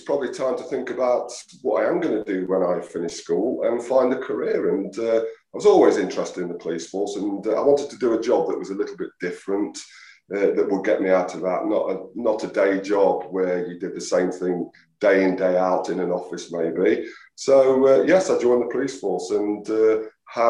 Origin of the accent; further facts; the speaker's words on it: Mansfield, East Midlands, United Kingdom; I am from Mansfield